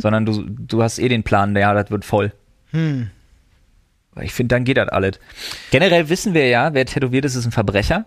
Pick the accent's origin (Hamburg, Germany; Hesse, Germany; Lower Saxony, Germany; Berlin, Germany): Berlin, Germany; now in Brandenburg, Germany; ich als Wahlbrandenburger, als Exil-Berliner